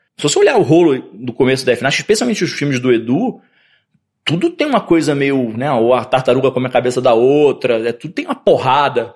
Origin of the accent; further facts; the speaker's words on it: Rio de Janeiro, Brazil; Nasci no Rio de Janeiro. Na época, meus pais eram bem ciganos, assim. Minha mãe mudou, acho que umas nove vezes de apartamento no Rio. Mas entre esses nove endereços, eu comecei em Copacabana